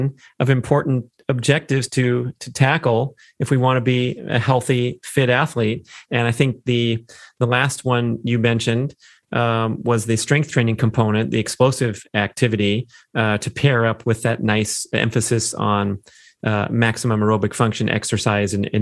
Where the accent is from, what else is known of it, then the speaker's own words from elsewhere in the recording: Los Angeles, California, United States; my hometown of Los Angeles